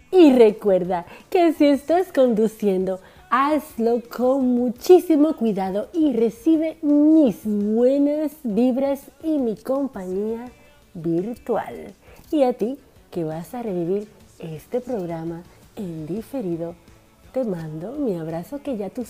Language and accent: Spanish; Dominican Republic; now in Argentina; una dominicana en Argentina por esta RSC Radio.